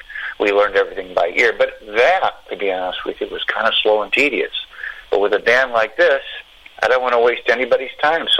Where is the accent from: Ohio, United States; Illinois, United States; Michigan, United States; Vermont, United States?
Illinois, United States; Chicago; I'm from Chicago. I grew up on rock and blues